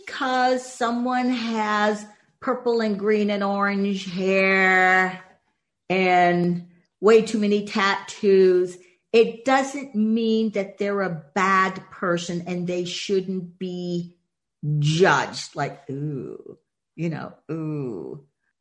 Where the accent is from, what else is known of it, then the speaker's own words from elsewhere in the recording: Boston, Massachusetts, United States; growing up in Boston